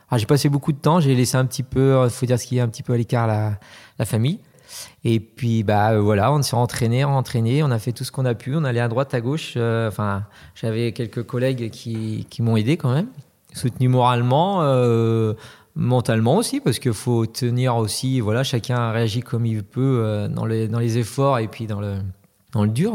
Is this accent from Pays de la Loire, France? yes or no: yes; Pays de la Loire, France; je suis originaire du Sud-Loire